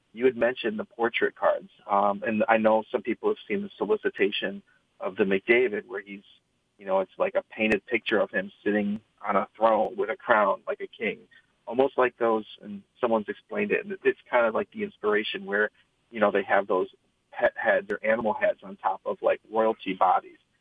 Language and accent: English; East Lansing, Michigan, United States; I was born and raised in East Lansing, uh, literally like a mile from campus